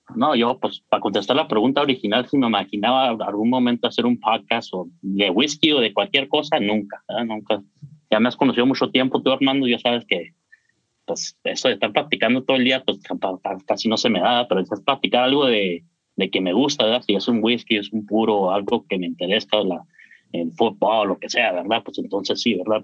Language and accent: Spanish; New Mexico, United States; also born or lived in Chihuahua; now in Arizona, United States; yo soy nacido en Chihuahua, pero pues tengo toda mi vida acá en Estados Unidos, en Nuevo México